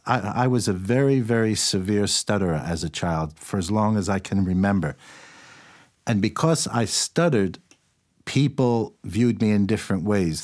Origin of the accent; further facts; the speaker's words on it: New York City, New York, United States; I grew up in New York City.